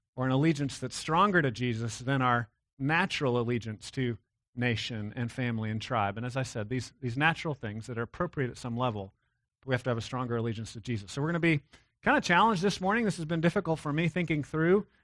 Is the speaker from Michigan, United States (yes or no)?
no; Texas, United States; I'm, I'm a Texan